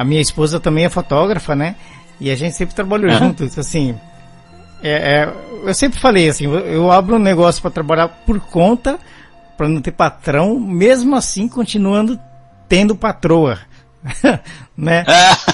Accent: São Paulo, Brazil; moved away as an adult; now in Belo Horizonte, Brazil; eu nasci em São Paulo, do tempo que eu vivi em São Paulo

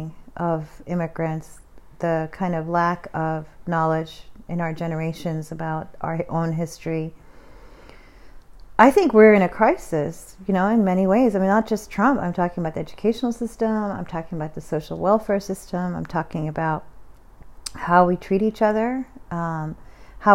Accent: United States; as an American

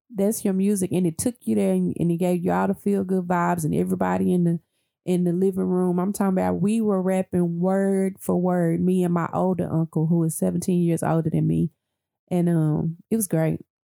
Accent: Dallas, Texas, United States; I grew up in the Triple D

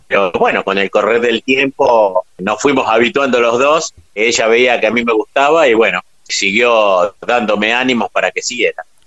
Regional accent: Ranelagh, Buenos Aires Province, Argentina; also born or lived in La Falda, Córdoba; Yo soy de Ranelax, partido de Brazategui, y nací en Córdoba

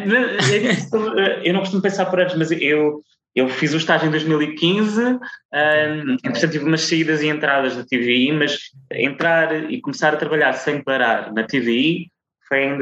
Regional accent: Azores, Portugal; accent: Micaelense; especialmente para as personagens que não são micaelenses, tens que uhum. abafar o sotaque. E se calhar houve aqui alguma coisa no subconsciente que me fez apagar o sotaque quando ele não é necessário

